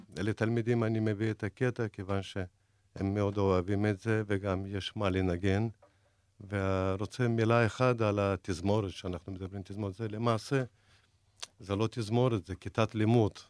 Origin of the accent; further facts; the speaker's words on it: Dagestan, Russia; now in Israel; זה 200 קילומטר מעיר שנולדתי. אני מדגיסטן